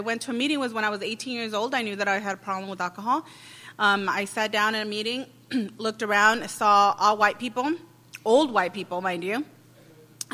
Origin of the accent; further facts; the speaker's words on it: Los Angeles, California, United States; I'm from East LA.